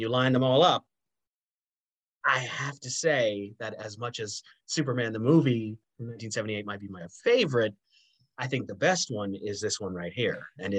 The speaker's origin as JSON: {"language": "English", "region": "Nova Scotia", "country": "Canada", "tie": "born or raised there", "said": "growing up in Nova Scotia"}